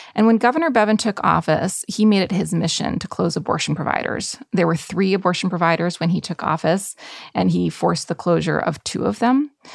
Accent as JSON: {"language": "English", "region": "Michigan", "country": "United States", "tie": "born or raised there", "said": "Michigan is a possibility, my home state"}